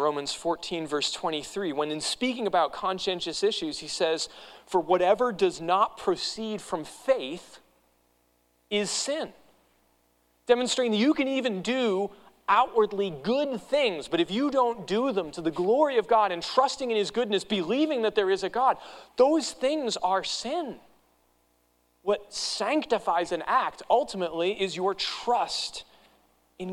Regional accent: New England, United States; moved away; I grew up in New England

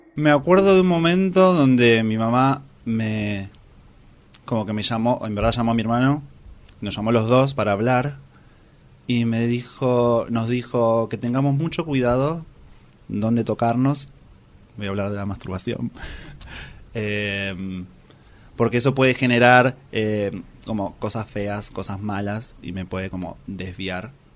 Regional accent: Luján, Buenos Aires Province, Argentina; de Luján, Buenos Aires, Argentina

